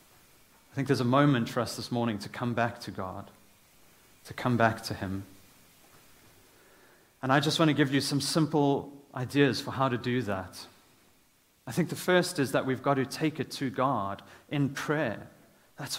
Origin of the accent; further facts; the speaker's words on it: South Africa; moved away; as a South African